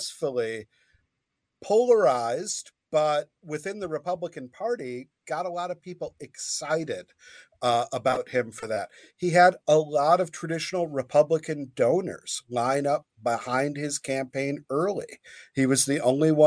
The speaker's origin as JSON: {"language": "English", "town": "Grand Rapids", "region": "Michigan", "country": "United States", "tie": "born or raised there", "said": "born and raised in Grand Rapids"}